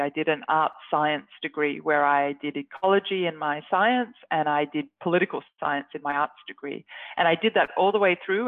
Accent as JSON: {"language": "English", "country": "Australia", "moved": "as an adult", "lives_now": "Norway", "said": "As an Australian, obviously, I'm not used to the cold or the snow, and now I live in Arctic Norway"}